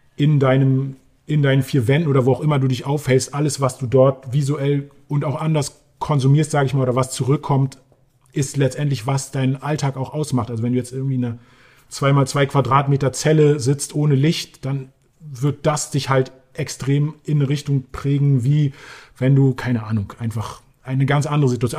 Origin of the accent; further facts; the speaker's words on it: Berlin, Germany; Berlin, ja, das ist die Stadt, in der ich aufgewachsen bin